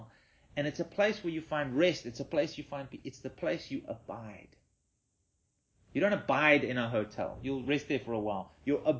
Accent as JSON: {"language": "English", "region": "Western Cape", "country": "South Africa", "said": "we're all from the Cape"}